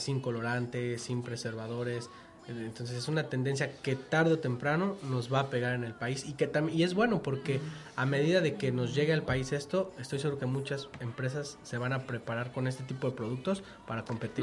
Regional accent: Mexico; como mexicanos la verdad somos así

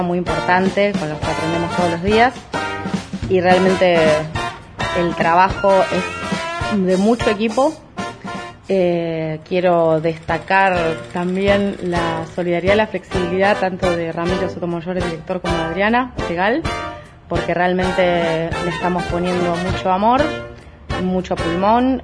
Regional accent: La Plata, Buenos Aires Province, Argentina; soy platense

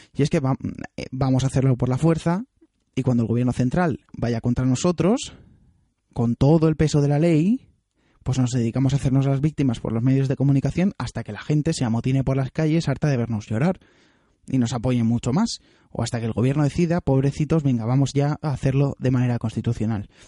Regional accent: Alicante, Valencian Community, Spain; yo soy alicantino, yo vivo en Alicante

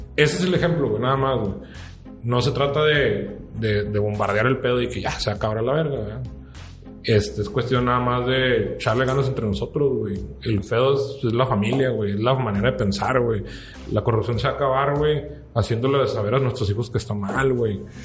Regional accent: Mexico; como mexicano

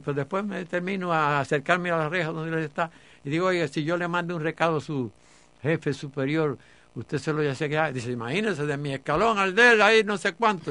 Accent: Cuba; soy un cubano patriota

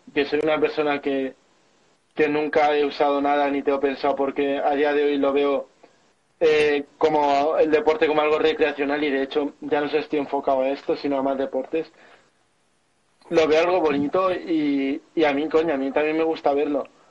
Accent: Albacete, Castilla-La Mancha, Spain; mi ciudad natal de Albacete

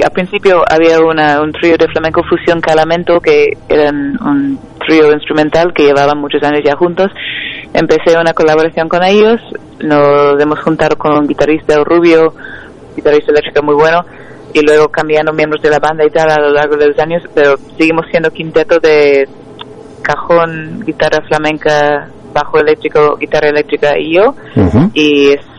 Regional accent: Chicago, Illinois, United States; Spanish is a second language; also born or lived in Nashville; now in Barcelona, Spain; Originalmente de Chicago, pero he vivido en muchos sitios y luego llevé siete años en Nashville antes de mudarme aquí.

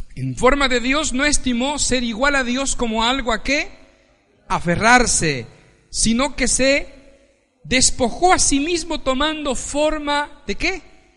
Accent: Ecuador; moved away as an adult; now in Spain; Yo soy ecuatoriano Nací en el Ecuador

